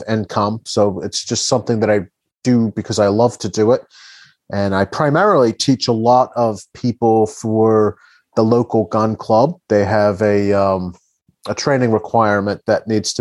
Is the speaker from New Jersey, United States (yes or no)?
yes; New Jersey, United States; I'm from Jersey